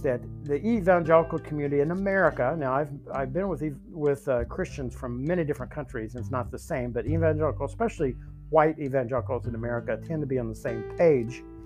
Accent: the South, United States; I grew up in the South

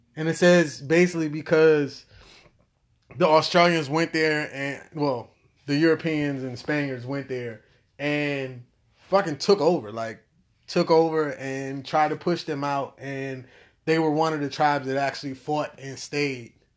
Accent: United States; I'm from America.

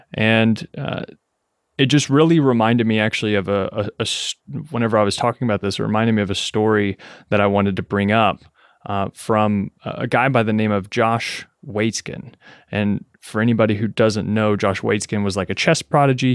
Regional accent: Kentucky, United States; moved away as an adult; also born or lived in Lexington, Kentucky; now in New York City, United States; I was born and raised in Kentucky, right? In a, in a twenty thousand person, uh, small town

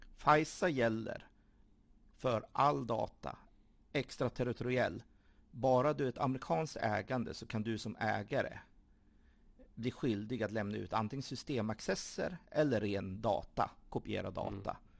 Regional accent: Sweden; jag som svensk

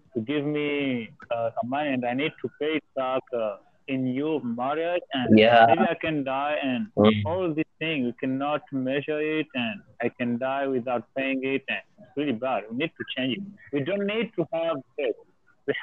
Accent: Comoros; moved away as an adult; now in India; I'm from Comoros

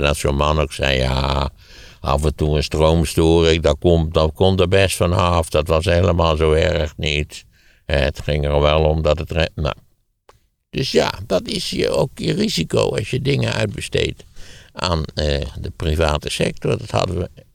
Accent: Wageningen, Gelderland, Netherlands; de plaats waar ik opgegroeid ben als voorbeeld geven, Wageningen

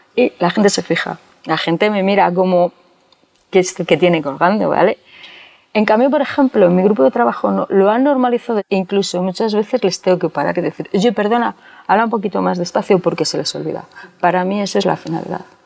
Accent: Cuéllar, Castile and León, Spain; also born or lived in Valladolid; Nací en Cuellar, un pueblo en la provincia de Segovia, hace 47 años.

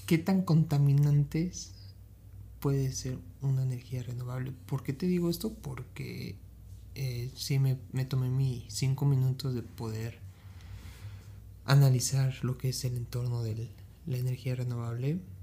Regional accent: Ecatepec, State of Mexico, Mexico; yo soy de Catepec

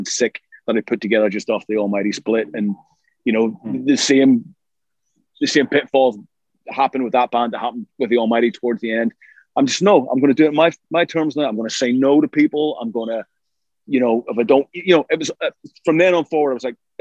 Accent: Ireland; We're both Irish

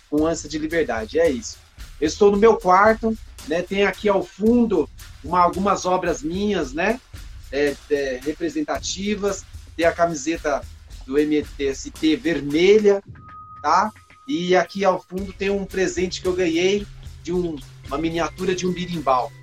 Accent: Taboão da Serra, São Paulo, Brazil; also born or lived in Paraná; Eu vim para cá, para Taboão da Serra, é, a meados de 1975, seis meses de vida, né? Morando sempre em Taboão da Sé, praticamente taboonense, né? Mas eu sou do Paraná

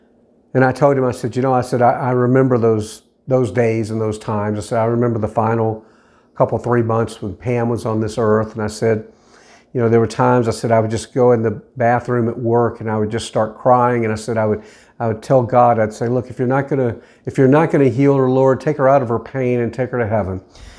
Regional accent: Nashville, Tennessee, United States; And I said, believe it or not, I'm actually from the Nashville area.

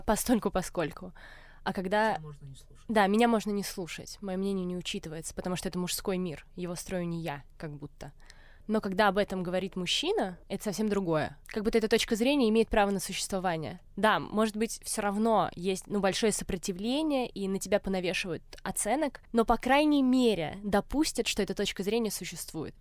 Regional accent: Moscow, Russia; я выросла в Москве

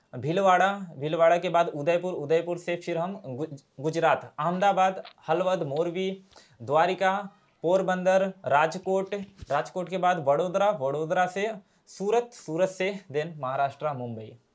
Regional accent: Jaunpur, Uttar Pradesh, India; मैं जौनपुर वाराणसी यूपी का रहने वाला हूँ

